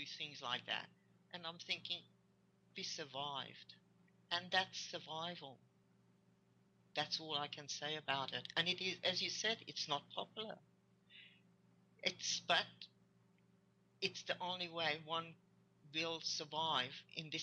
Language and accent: English; Hungary; English is a second language; moved away; I came from Hungary